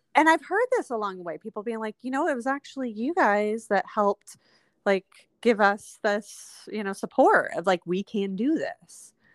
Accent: Windsor Heights, United States; also born or lived in Waterbury Road neighborhood / Mexico; I grew up in Windsor Heights

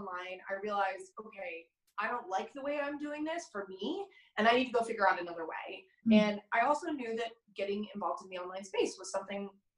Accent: California, United States; also born or lived in New York; now in Denver, United States; I'm from California originally, California girl, like legitimately California girl

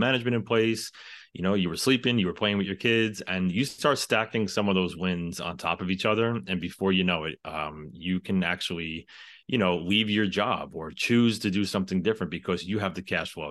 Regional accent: New York City, New York, United States; I am from the New York City area

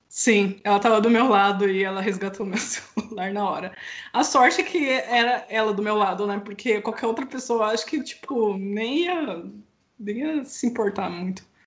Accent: Campinas, São Paulo, Brazil; Eu sou de Campinas

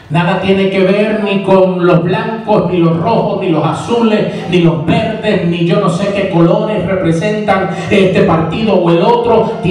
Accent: Manhattan, New York, United States; born there; Yo nací en Manhattan, Nueva York, en agosto 23 de 1974. Nací en este país, serví en la Nación Americana en el Army

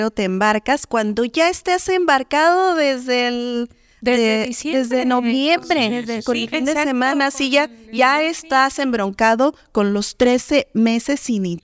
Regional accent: Mexico; no, pues como típico mexicano, no, pues ahora le metemos otro día para, pues no complicarnos, la verdad.

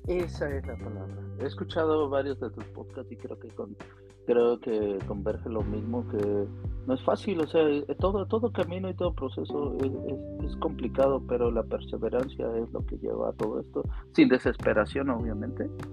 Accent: Tolimán, Querétaro, Mexico; also born or lived in Mexico City; yo nací en Ciudad de México, pero me trasladé al, pueblo de mis abuelos, un pueblo que por años ha sido migrante a, California

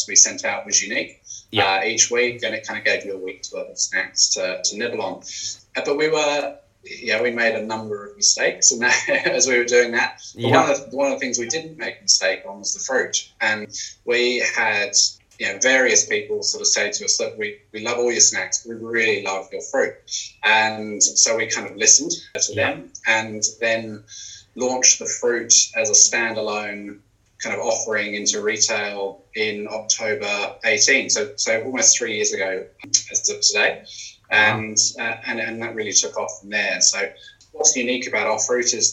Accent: United Kingdom; moved away as an adult; also born or lived in London; now in Hawke's Bay, New Zealand; originally I'm from the UK

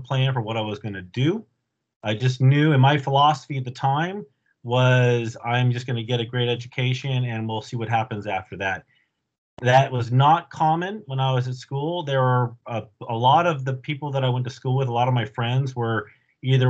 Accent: Bay Area, California, United States; also born or lived in Alameda, California / La Selva Beach, California / Saratoga, California; I was born, raised in the Bay Area.

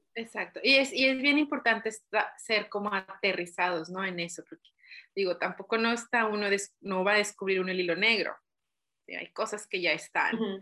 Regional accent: Chihuahua, Mexico; moved away as an adult; now in Ireland; soy mexicana de Chihuahua

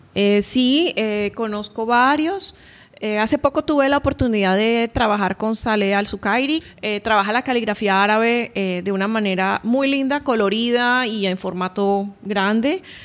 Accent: Barranquilla, Atlántico, Colombia; now in Oman; colombiana, eh, yo nací en Barranquilla, Colombia

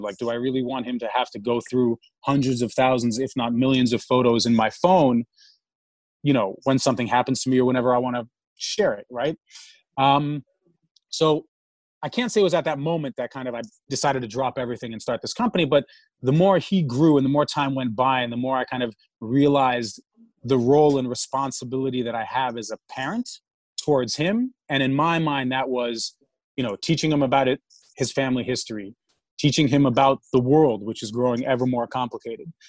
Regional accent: New York City, New York, United States; also born or lived in Moscow, Russia; I grew up in New York. Grew up in New York City, living in Manhattan.

